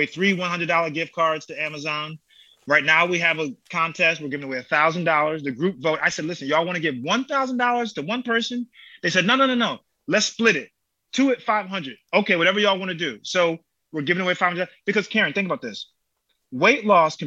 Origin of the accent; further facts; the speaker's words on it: Connecticut, United States; I'm from Connecticut.